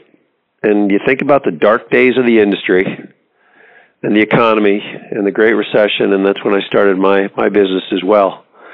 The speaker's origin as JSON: {"language": "English", "region": "Texas", "country": "United States", "tie": "born or raised there", "moved": "yes", "said": "Texas is a good place to be, as I grew up there"}